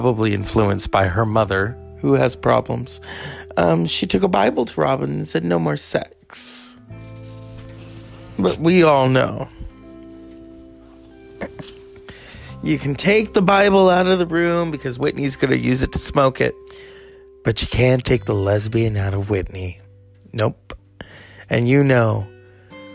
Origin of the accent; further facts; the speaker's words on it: Mexico; As a Mexican